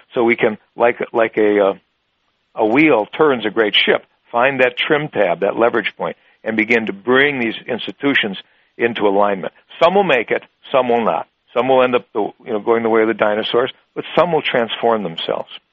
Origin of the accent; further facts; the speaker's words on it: Wisconsin, United States; my home state of Wisconsin